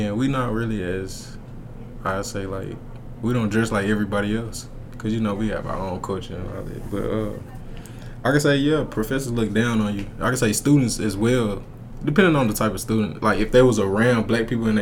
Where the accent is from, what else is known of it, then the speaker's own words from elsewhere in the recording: Dallas, Texas, United States; I'm from Dallas